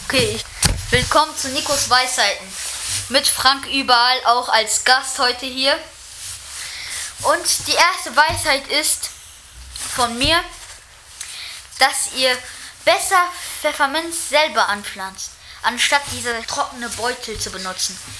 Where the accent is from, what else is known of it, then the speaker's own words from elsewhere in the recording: Mechernich, North Rhine-Westphalia, Germany; ich komme aus Mechernich